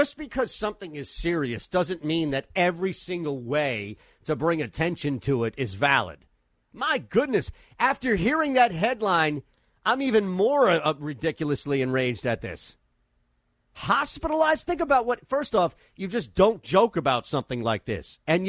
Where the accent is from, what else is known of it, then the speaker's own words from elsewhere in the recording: United States; accent: New York, Philadelphia; also born or lived in Nashville, Tennessee; as soon as people heard my accent, New York, Philadelphia, they would mess with me.